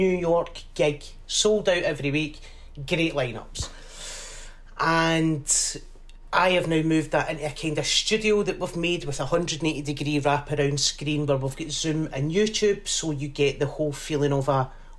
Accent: Glasgow, Scotland, United Kingdom; I grew up in the East End of Glasgow.

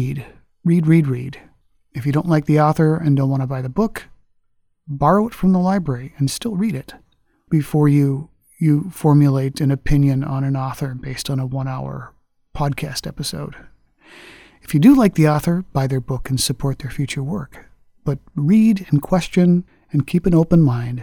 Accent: Minnesota, United States; I'm from Minnesota

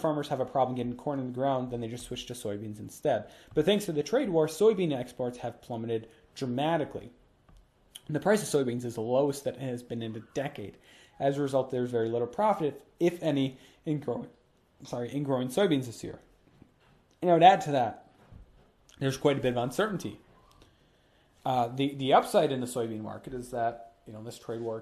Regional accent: Minnesota, United States; Minnesota, my home state

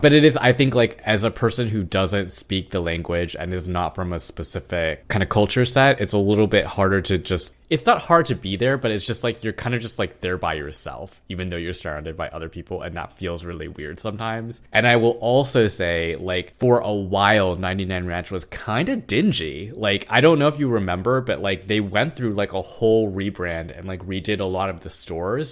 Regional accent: Irvine, California, United States; moved away as an adult; now in Queens, New York, United States; back in the town that we grew up in, in Irvine

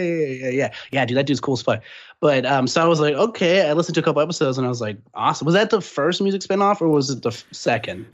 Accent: San Antonio, Texas, United States; now in Austin, United States; I'm originally from San Antonio, but that's a stone's throw, you know, from Austin.

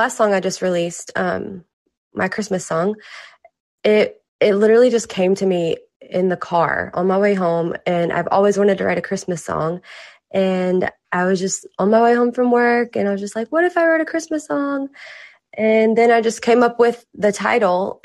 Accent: Mississippi, United States; also born or lived in Los Angeles, United States; now in Nashville, United States; I'm originally from Mississippi, and I moved to LA for about 2 years

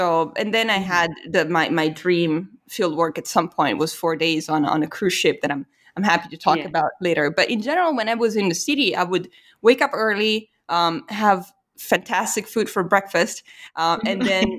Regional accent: Italy; English is a second language; and then immediately it was like, yeah, you know, I'm from Italy.

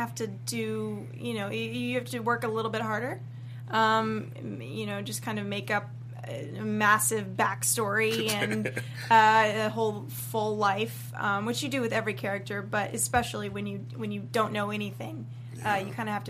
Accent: Dallas, Texas, United States; moved away; But I'm from Dallas

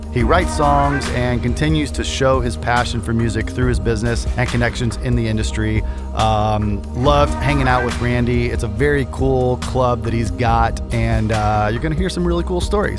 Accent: Missouri, United States; moved away; my hometown in Peavey, Missouri

